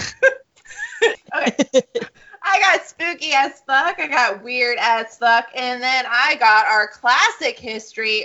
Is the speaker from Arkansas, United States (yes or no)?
yes; Arkansas, United States; now in Texas, United States